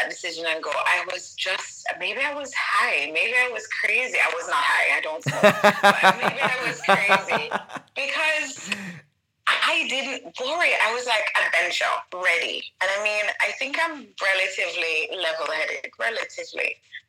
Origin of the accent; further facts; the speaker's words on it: Jamaica; moved away; I honestly, my mind, maybe if you ask me, my answer would be different 5 years ago when I was there, but I love Jamaica.